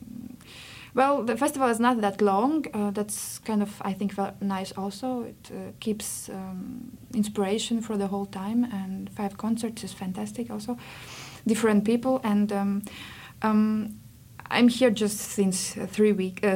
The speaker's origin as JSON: {"language": "English", "country": "Latvia", "also_born_or_lived": "Berlin, Germany", "second_language": "English", "moved": "as an adult", "lives_now": "Frankfurt, Germany", "said": "I come from Latvia, mm-hmm. and I live in Germany since 9 years now"}